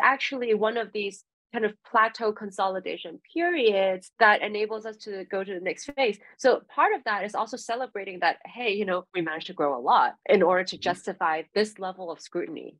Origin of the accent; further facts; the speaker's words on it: Hong Kong; moved away; I moved back to Hong Kong for personal reasons, I'm from Hong Kong